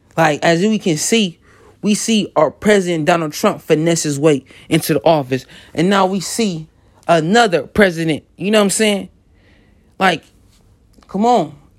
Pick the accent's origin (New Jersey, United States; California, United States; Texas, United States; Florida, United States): California, United States; Los Angeles; growing up in South Central and the whole L A theme is gangbanging